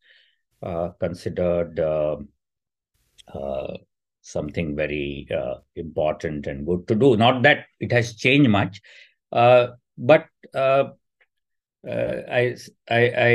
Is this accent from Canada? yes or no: no; India; growing up in the India of the 80s